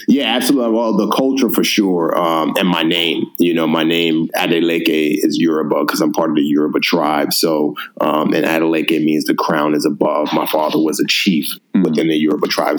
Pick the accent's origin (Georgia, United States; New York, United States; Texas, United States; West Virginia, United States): New York, United States; New York City; I grew up in the Bronx